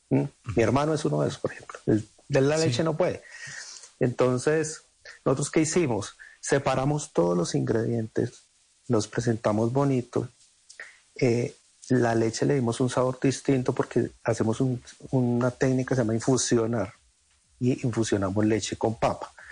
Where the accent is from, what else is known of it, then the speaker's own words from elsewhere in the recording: Sogamoso, Boyacá, Colombia; de mi tierra.